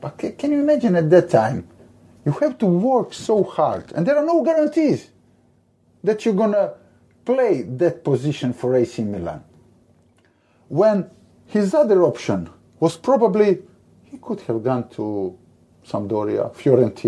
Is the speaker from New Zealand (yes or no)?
no; Split, Split-Dalmatia County, Croatia; English is a second language; my hometown, Split